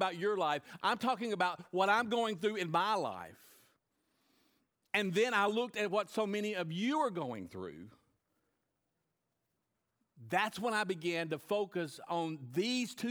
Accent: United States; as an American

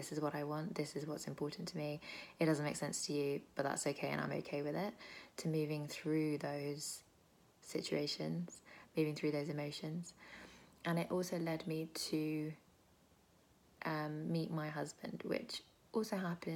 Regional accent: United Kingdom; I am British, Indian, Bengali

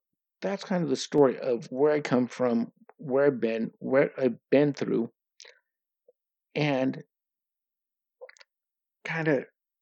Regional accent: United States; now in Norway; I'm American

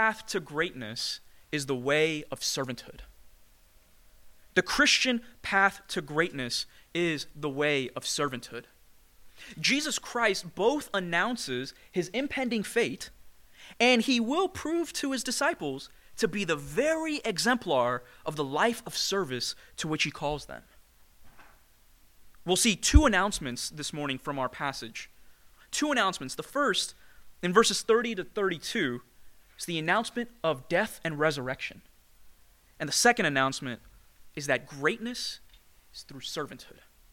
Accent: New York City, New York, United States; Growing up as an Indian immigrant in the greatest city in the world, New York City

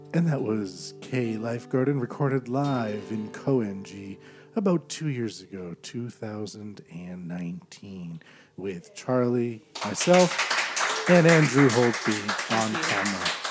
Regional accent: Canada; as a Canadian

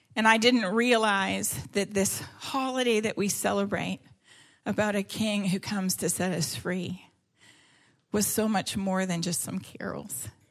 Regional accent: Canada; I'm Canadian uh, and I yeah I grew up in Canada

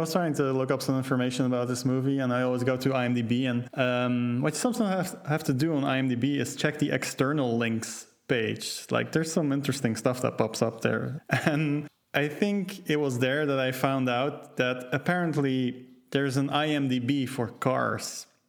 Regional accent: Belgium; I mean, I'm from Belgium. Like, we've got Smurfs and shit, so step up your blue man game.

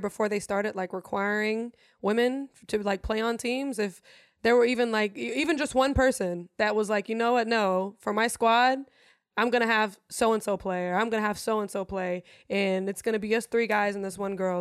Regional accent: Germany; English is a second language; now in United States; I'm German, born and raised in Germany. English is my second language.

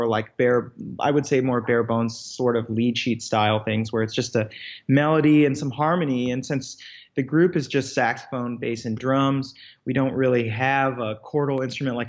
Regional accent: Iowa City, Iowa, United States; now in New York City, United States; I grew up in Iowa City, Iowa, which is actually where I am right now. I'm just home visiting for a few days

